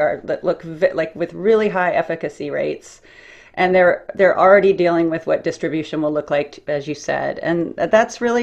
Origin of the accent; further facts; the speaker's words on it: Midwest, United States; I'm from the Midwest